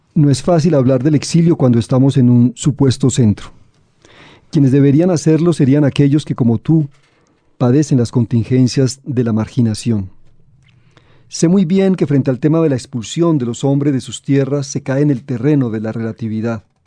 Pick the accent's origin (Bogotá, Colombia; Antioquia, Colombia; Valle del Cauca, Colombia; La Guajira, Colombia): Antioquia, Colombia; Medellín; also born or lived in Santander; yo vengo de Medellín, de Santander, yo no soy caribeño